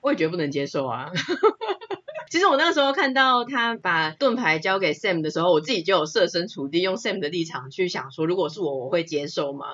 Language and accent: Chinese; Taiwan; 我觉得应该算是我们台湾人很幸福啦